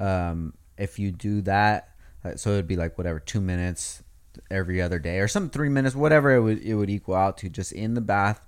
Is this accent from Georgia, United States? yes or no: no; Oxnard, California, United States; We're all from Oxnard